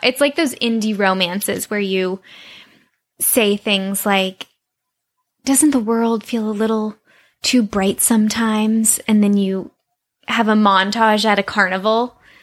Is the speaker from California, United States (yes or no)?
yes; Santa Monica, California, United States; growing up on Ocean Avenue